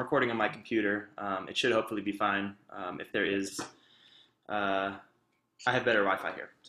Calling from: Texas, United States

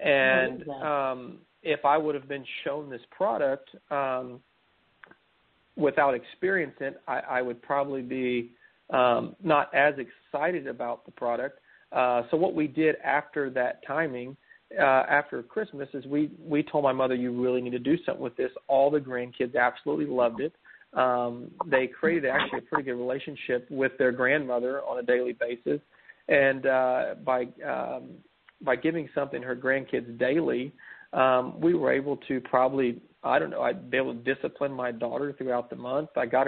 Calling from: San Antonio, Texas, United States; I'm from San Antonio, Texas.

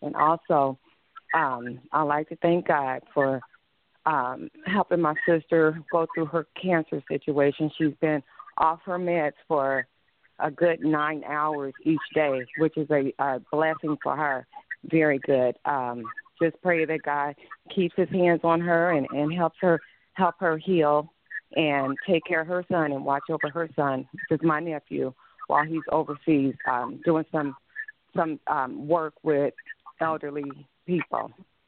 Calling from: Arizona, United States; Hi, Pastor. … I'm from Arizona. I'm part of the Arizona family.

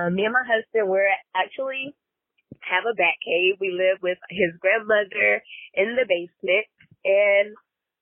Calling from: Greenville, South Carolina, United States; I'm calling from Greenville, South Carolina

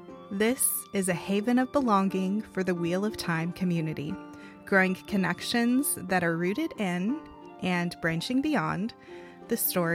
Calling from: Arkansas, United States; I am joining in from Arkansas, and we had to align our time zones.

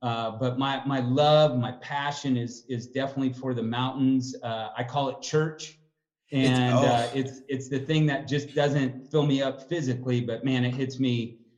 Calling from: Denver, Colorado, United States; I'm calling in from Denver, Colorado.

